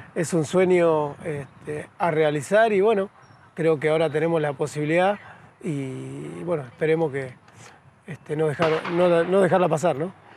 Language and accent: Spanish; San Pedro, Buenos Aires Province, Argentina; moved away; vengo de San Pedro, provincia de Buenos Aires, de, bueno, de un barrio muy humilde, pobre